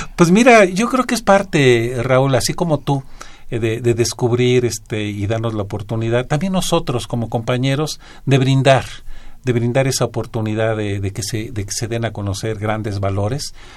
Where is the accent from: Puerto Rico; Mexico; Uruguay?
Mexico; como mexicanos que somos